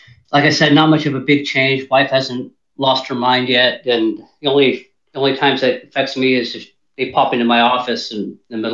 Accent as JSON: {"language": "English", "region": "California", "country": "United States", "said": "I'm from California. I live between, best way to describe it. I live between San Jose and Monterey"}